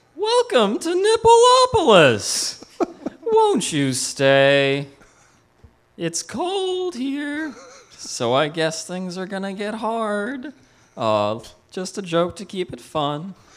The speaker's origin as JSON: {"language": "English", "region": "Kentucky", "country": "United States", "tie": "born or raised there", "said": "I was born in Kentucky"}